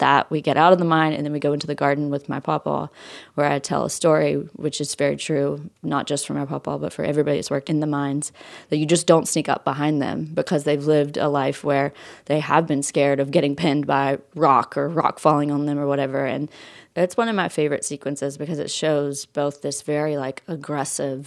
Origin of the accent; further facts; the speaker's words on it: West Virginia, United States; now in Knoxville, United States; I grew up in West Virginia. I live in Knoxville, Tennessee right now